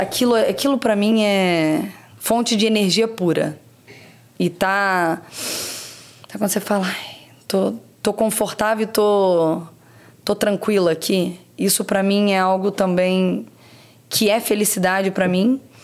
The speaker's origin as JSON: {"language": "Portuguese", "town": "Barra Mansa", "region": "Rio de Janeiro", "country": "Brazil", "tie": "born or raised there", "also_born_or_lived": "Três Rios", "moved": "as an adult", "said": "nasci em Três Rios, eu cresci em Barra Mansa"}